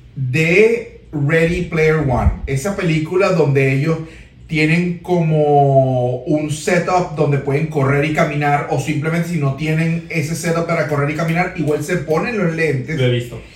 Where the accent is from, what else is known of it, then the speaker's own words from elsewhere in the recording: Venezuela; somos venezolanos